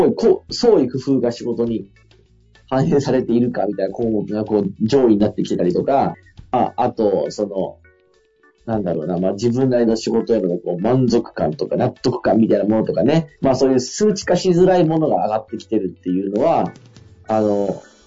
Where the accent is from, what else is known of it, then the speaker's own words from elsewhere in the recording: Fukui, Japan; now in Tokyo, Japan; 地元の福井の拠点